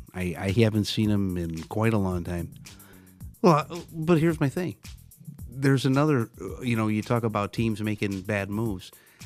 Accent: Detroit, Michigan, United States; I'm from Detroit

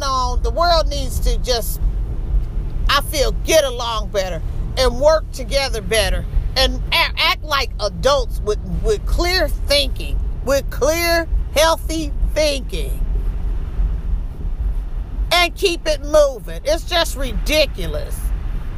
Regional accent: Illinois, United States; moved away; I come from Illinois

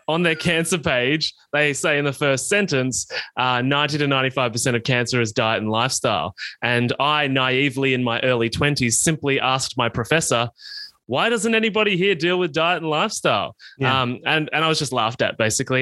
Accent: Australia; I grew up in country Australia, as you can probably tell from my accent

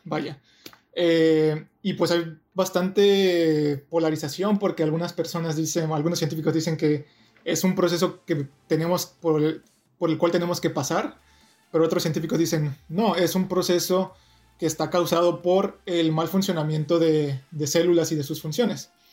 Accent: Toluca, State of Mexico, Mexico; moved away as an adult; also born or lived in Ensenada, Baja California; now in Irvine, United States; yo soy mexicano, nací, y crecí en la ciudad de Toluca, cerca de la Ciudad de México

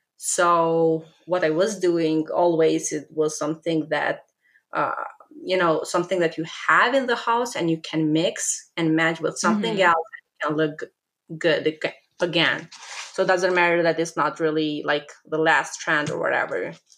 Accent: Albania; English is a second language; I am from Albania.

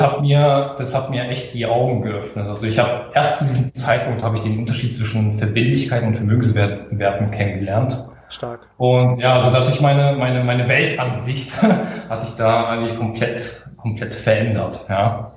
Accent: Karlsruhe, Baden-Württemberg, Germany; ich komme aus Karlsruhe, bin 30 Jahre jung

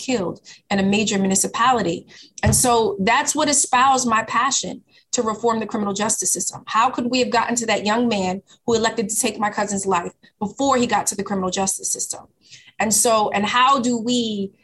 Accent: Boston, Massachusetts, United States; my house growing up in Dorchester

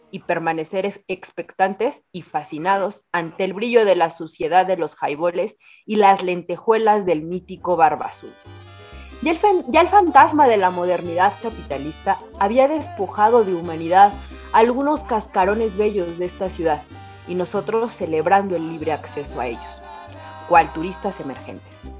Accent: Mexico City, Mexico; Pues mira, justamente aquí de errante por mi Ciudad de México, pero justo hoy vengo de la Roma Condesa

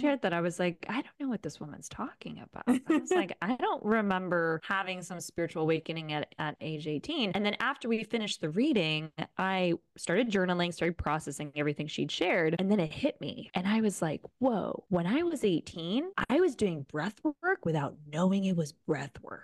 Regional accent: Rome, Lazio, Italy; moved away as an adult; also born or lived in Boulder, Colorado / Bali; now in Canggu, Indonesia; I was born and raised in Rome, Italy.

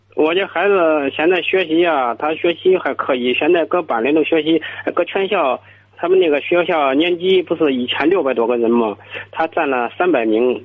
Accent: Gushi, Henan, China; moved away as an adult; now in Beijing, China; 我是，我是河南省固子县

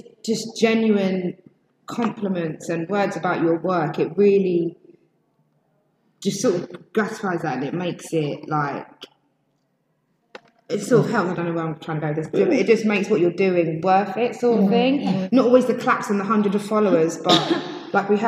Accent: Epsom, South East England, United Kingdom; from Epsom

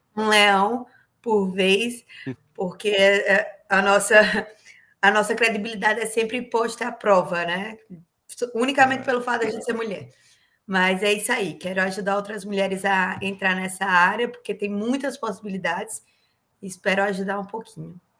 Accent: Paraíba, Brazil; moved away as an adult; also born or lived in Curitiba, Brazil; now in Corpus Christi, United States; sou paraibana

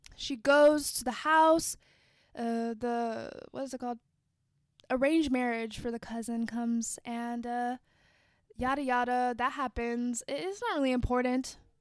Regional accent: United States; I am Black American. I'm not African American. I'm not from Africa

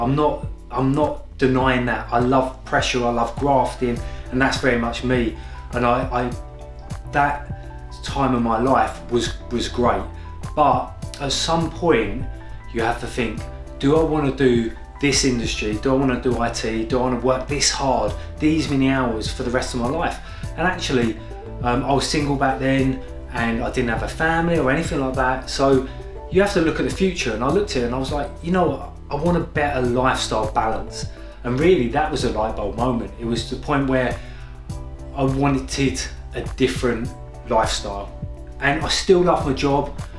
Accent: Kent, South East England, United Kingdom; moved away as an adult; also born or lived in Whitechapel, London / Clapham, London; now in London, United Kingdom; I was born in East London, Whitechapel. My family then moved to Kent and I grew up in Kent.

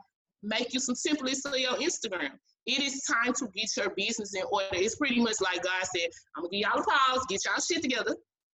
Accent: Dallas, Texas, United States; I'm from Oak Cliff

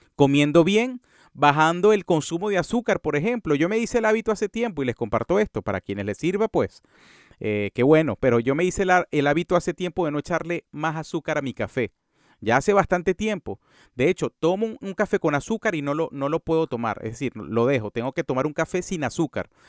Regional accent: Venezuela; En mi, en mi, en mi, en Venezuela se le dice monte al césped

